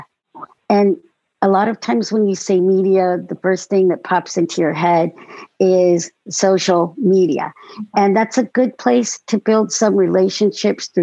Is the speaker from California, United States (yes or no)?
yes; Long Beach, California, United States; now in Sacramento, United States; I'm also from California, originally from Long Beach, but now I live in Northern California, in Sacramento